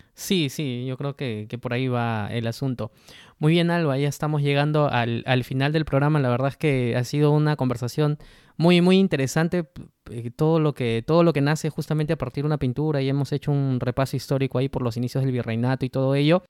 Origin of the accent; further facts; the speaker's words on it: Peru; nosotros como peruanos